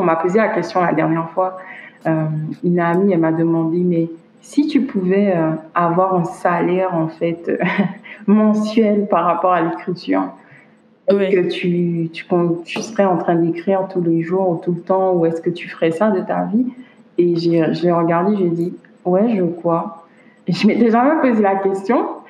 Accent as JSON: {"language": "French", "town": "Basse-Terre", "country": "Guadeloupe", "tie": "born or raised there", "moved": "as an adult", "lives_now": "Quebec, Canada", "said": "je suis déjà une écrivaine d'origine guadeloupéenne. Mhm. Je suis née euh, à Bastère"}